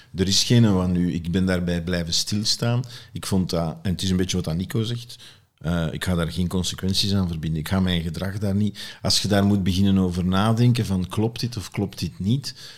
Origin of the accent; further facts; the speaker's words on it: Flanders, Belgium; bij ons in Vlaanderen